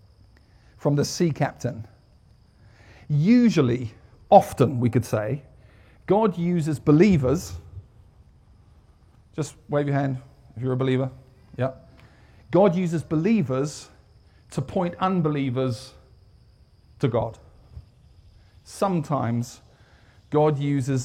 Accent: United Kingdom; moved away as an adult; now in United States; I'm British.

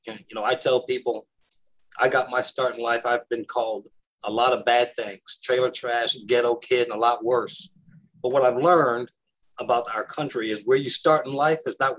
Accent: New York City, New York, United States; also born or lived in Fort Campbell, Kentucky; We moved from Fort Campbell, Kentucky, home of the 101st Airborne, to Harlem in the late 1960s.

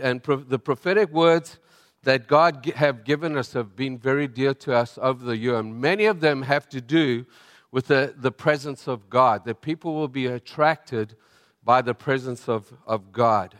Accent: South Africa; moved away; I'm from South Africa

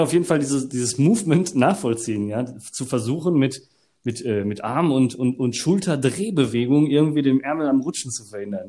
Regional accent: Germany; ich komme aus Deutschland

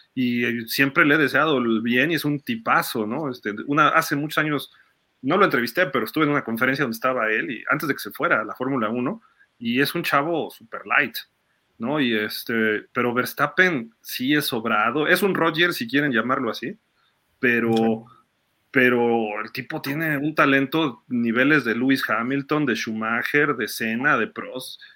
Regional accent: Mexico; Siendo mexicano

